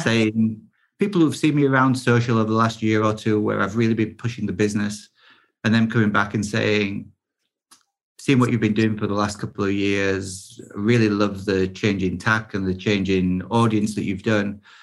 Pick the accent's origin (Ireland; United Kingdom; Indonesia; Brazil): United Kingdom; I am British